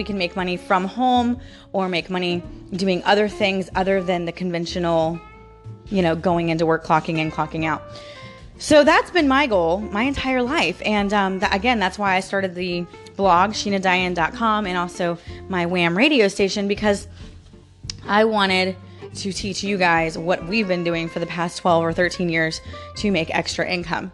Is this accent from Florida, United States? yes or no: yes; St. Petersburg, Florida, United States; I was born and raised in Florida, right? I was born in St. Petersburg. I've lived in Florida my entire life